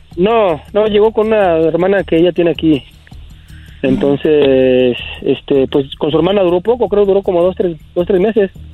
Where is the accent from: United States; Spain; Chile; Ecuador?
United States; also born or lived in Mexico; yo soy nacido aquí en Estados Unidos